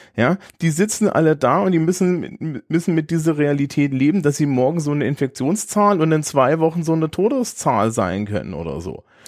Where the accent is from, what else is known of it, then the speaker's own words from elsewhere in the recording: Germany; als Deutscher